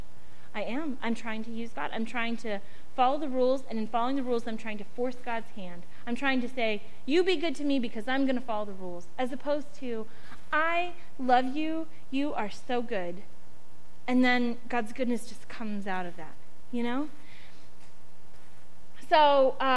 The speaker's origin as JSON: {"language": "English", "country": "United States", "said": "as an American adult"}